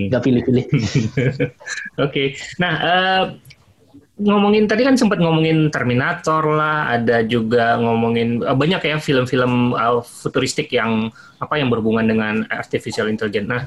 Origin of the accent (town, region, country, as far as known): Jakarta, Indonesia; moved away as an adult; also born or lived in Bandung / Japan / United States; now in London, United Kingdom